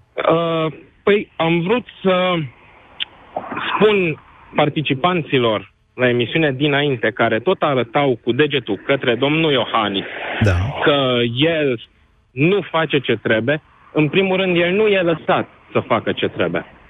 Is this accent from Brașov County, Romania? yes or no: yes; Brașov, Brașov County, Romania; eu sunt din Brașov